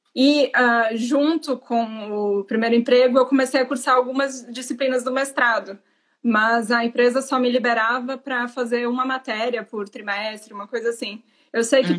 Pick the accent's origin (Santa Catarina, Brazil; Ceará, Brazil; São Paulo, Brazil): Santa Catarina, Brazil; moved away; eu sou de Santa Catarina.